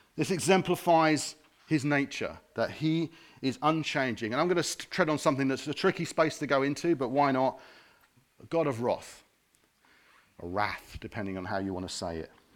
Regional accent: Harrow, London, United Kingdom; now in Watford, United Kingdom; I wasn't born here. I'm from Harrow

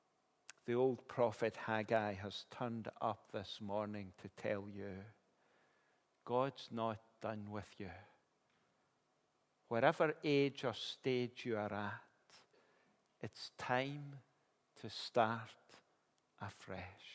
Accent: Kilmarnock, Scotland, United Kingdom; I grew up in Kilmarnock

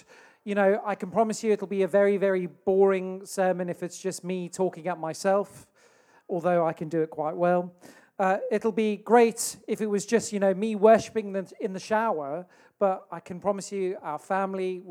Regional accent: South Africa; now in Telford, United Kingdom; Where I grew up in South Africa

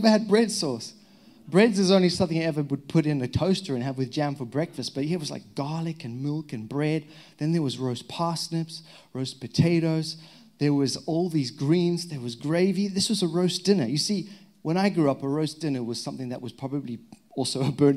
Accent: Zimbabwe; now in England; I'm untrained and illiterate young boy from the back end of Zimbabwe, Africa.

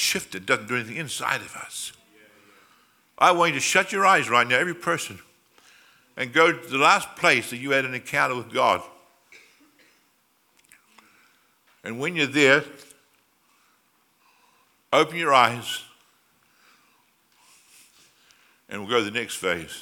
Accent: New Zealand; now in Australia; I came from New Zealand originally

